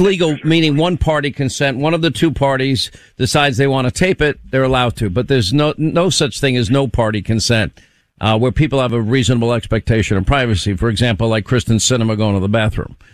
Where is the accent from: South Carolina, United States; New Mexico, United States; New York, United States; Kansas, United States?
New York, United States; I was born in New York.